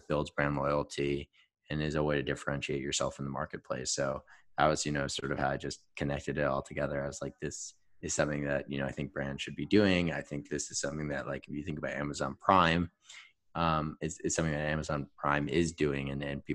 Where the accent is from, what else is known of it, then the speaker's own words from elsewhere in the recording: New York, United States; moved away; growing up in New York, obviously very familiar with Broadway